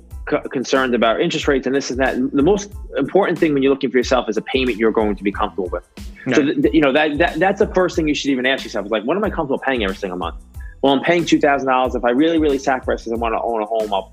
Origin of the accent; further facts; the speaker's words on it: New York, United States; I grew up in New York and I lived in New York City for a long time